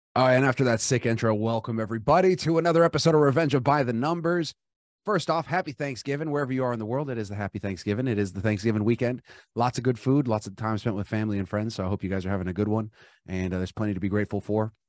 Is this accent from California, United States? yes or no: yes; Los Angeles, California, United States; I grew up in Los Angeles